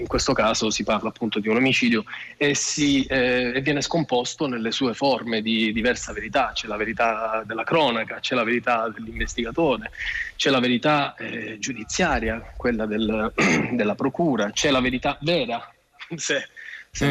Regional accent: Sicily, Italy; moved away as an adult; now in Rome, Italy; io non sono romano, sono siciliano come tanti, sì. sono, sono, approdato a Roma tanti anni fa, ormai una ventina d'anni fa, per lavoro

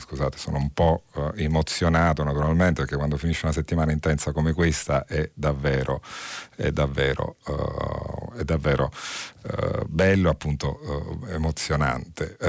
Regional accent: Naples, Campania, Italy; lo dico da napoletana

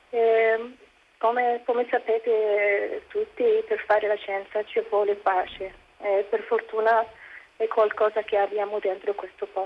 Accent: Egypt; sono egiziana, musulmana e scienziata nel discorso di TEDx

